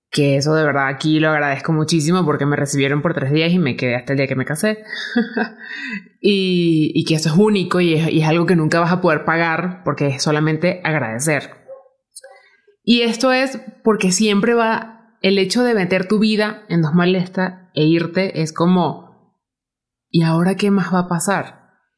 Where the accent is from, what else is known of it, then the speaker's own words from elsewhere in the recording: Venezuela; moved away as an adult; now in Mexico; yo soy de Venezuela